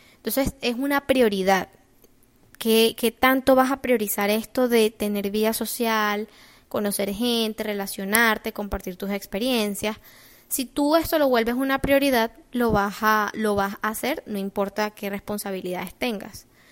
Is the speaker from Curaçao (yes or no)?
no; Venezuela; moved away as an adult; now in United States; Yo cuando me vine de Venezuela